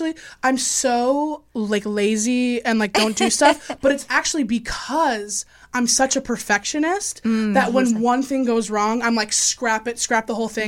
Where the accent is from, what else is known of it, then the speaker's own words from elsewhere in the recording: Chicago, Illinois, United States; now in Los Angeles, United States; No, I'm from Chicago. No. My family's from the Dakotas.